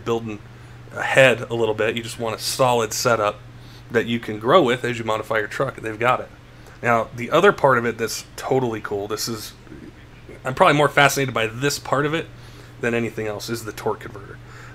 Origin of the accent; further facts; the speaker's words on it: Denver, Colorado, United States; I grew up in Denver, you know, in the 80s and 90s